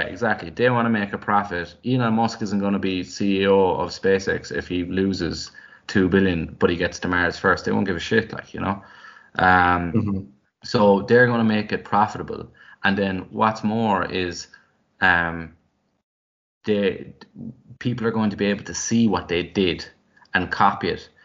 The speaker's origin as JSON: {"language": "English", "town": "Drimoleague", "region": "Munster", "country": "Ireland", "tie": "born or raised there", "said": "I remember growing up, I felt like because I was from West Cork"}